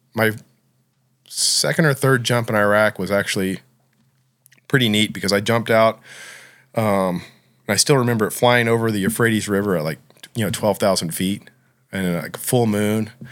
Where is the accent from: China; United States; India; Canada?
United States; Oklahoma; I grew up in Oklahoma